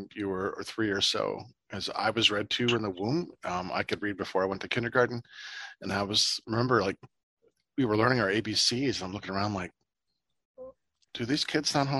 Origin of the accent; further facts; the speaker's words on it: Ohio, United States; I'm from Ohio